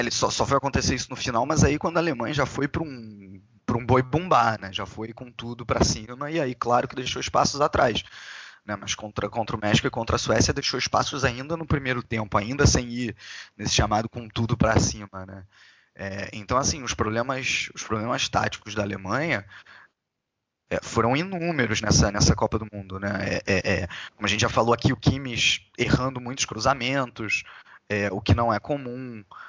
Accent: Brazil; sendo brasileiro

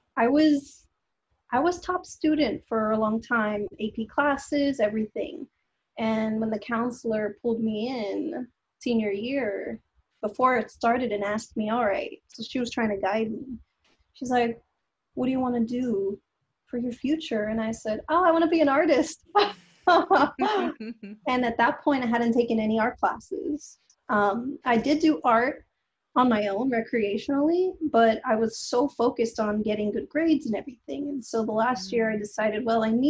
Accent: Los Angeles, California, United States; I was born and raised in Los Angeles to a Central American family

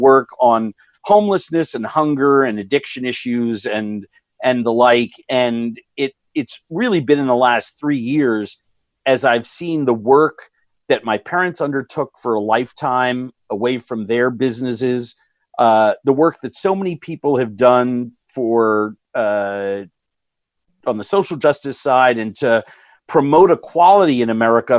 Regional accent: New York, United States; Growing up in New York in a very progressive family

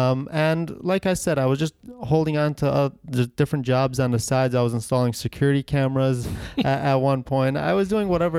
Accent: Ohio, United States; moved away as an adult; now in Connecticut, United States; And I moved from Ohio to Connecticut right about 18 years old to go to business school in Connecticut.

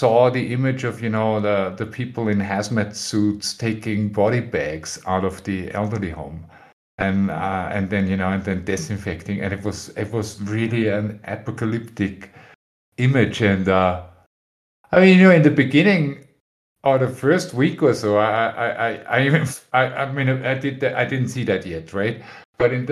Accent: Austria; moved away as an adult; now in Spain; I'm originally from Austria, but I live in Spain.

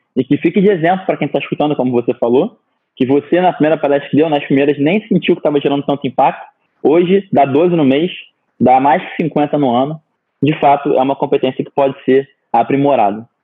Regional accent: Rio de Janeiro, Brazil; eu me considero um carioca da gema. Nascido e crescido no Rio

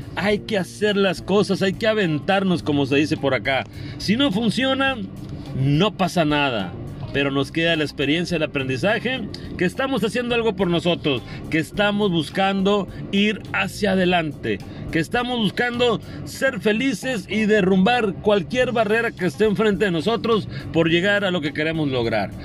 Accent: Carbó, Sonora, Mexico; now in Hermosillo, Mexico; allá en Carbol, mi pueblo

